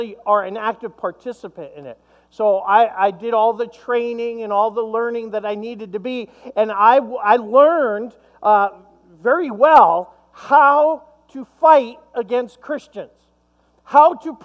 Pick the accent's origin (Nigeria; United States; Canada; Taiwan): United States; Long Island, New York; I grew up in Long Island, New York